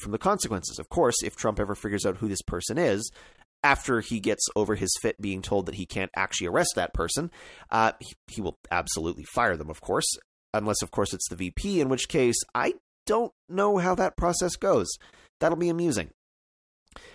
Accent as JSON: {"language": "English", "country": "Canada", "said": "I'm a Canadian, I can't vote in the American elections"}